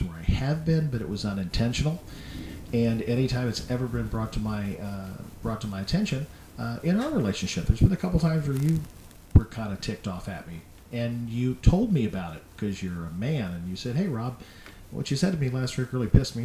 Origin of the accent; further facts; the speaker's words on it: Indianapolis, Indiana, United States; I'm from Indianapolis